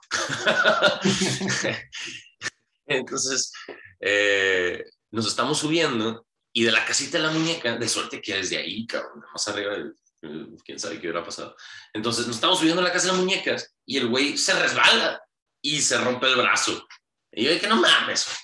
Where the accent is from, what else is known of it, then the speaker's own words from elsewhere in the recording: Hermosillo, Sonora, Mexico; Nací en Hermosillo, Sonora, un 7 de mayo de 1992